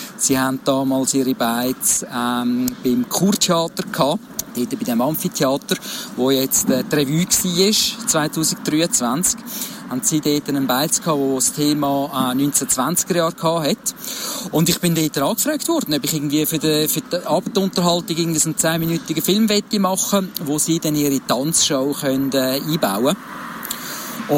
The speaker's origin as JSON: {"language": "German", "area": "Baden District", "region": "Aargau", "country": "Switzerland", "tie": "born or raised there", "said": "ich bin im Bezirk Baden aufgewachsen, aber so ein bisschen außerhalb von der Stadt, oder einem Dorf ausserhalb"}